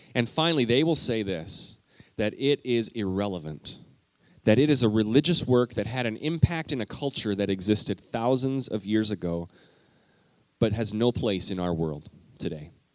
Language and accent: English; Alberta, Canada; moved away; I grew up in Alberta, Canada